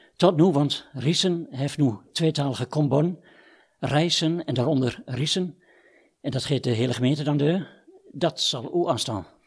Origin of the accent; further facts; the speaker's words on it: Wierden, Overijssel, Netherlands; ik kom uit Wien.